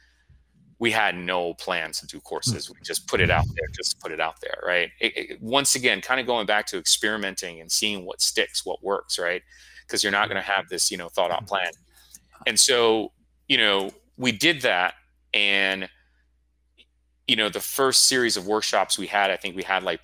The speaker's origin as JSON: {"language": "English", "region": "Florida", "country": "United States", "moved": "yes", "said": "I'm from Florida"}